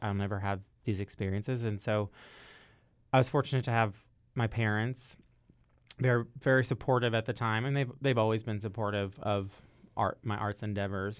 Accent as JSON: {"language": "English", "town": "Louisville", "region": "Kentucky", "country": "United States", "said": "I'm from Louisville, Kentucky"}